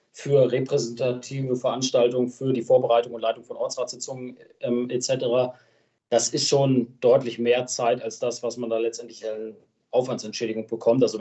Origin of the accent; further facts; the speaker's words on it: Lenglern, Lower Saxony, Germany; also born or lived in Göttingen; Ich bin ja auch gebürtiger Länglerner, geboren zwar in Göttingen, aber seit meinem dritten oder vierten Lebenstag wohne ich in Lenglern.